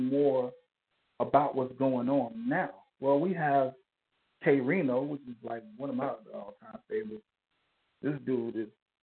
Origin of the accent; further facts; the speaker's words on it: Liberia; also born or lived in Kansas City, Missouri, United States / New York, United States; now in Houston, United States; I was born in Kansas City, Missouri. I was raised in West Africa. A civil war broke out in West Africa, in Liberia, to be exact